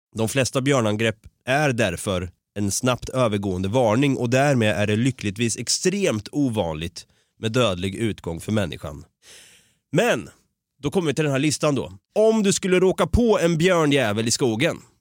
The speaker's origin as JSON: {"language": "Swedish", "town": "Norrköping", "region": "Östergötland", "country": "Sweden", "moved": "yes", "lives_now": "Stockholm, Sweden", "said": "Vi är ju från Norrköping. Jag eh, har ju gått runt där i Vrinnebyskogen då mm. som skogen heter, som ligger närmast det område jag bor"}